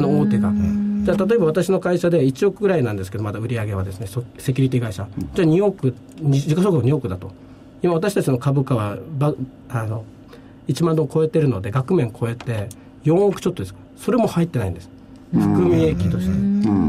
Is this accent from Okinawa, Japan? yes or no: yes; Okinawa, Japan; moved away as an adult; also born or lived in Tokyo; now in Vietnam; 私は沖縄には高校までいて大学東京で